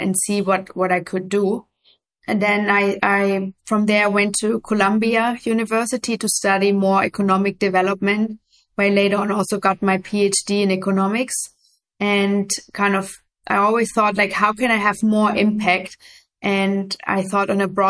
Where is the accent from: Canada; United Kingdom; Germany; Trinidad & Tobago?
Germany; moved away as an adult; also born or lived in Afghanistan / New York; I grew up in Germany originally